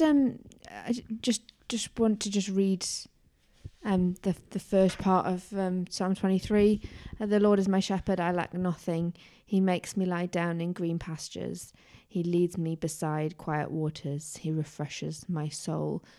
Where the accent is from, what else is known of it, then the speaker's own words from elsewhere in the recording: Tyneside, North East England, United Kingdom; growing up in Tyneside